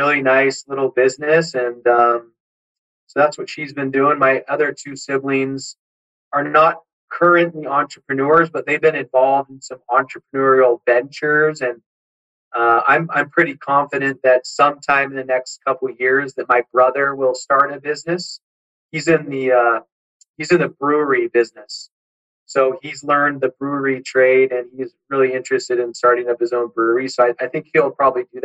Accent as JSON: {"language": "English", "town": "San Diego", "region": "California", "country": "United States", "tie": "born or raised there", "said": "I grew up in San Diego"}